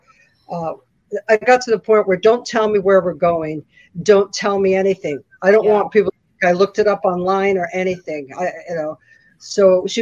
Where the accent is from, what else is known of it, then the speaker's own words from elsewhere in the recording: San Francisco, California, United States; I'm from San Francisco